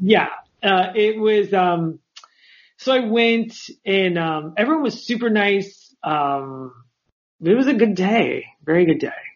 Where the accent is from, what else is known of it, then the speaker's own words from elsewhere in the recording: Los Angeles, California, United States; I was the only person there that was from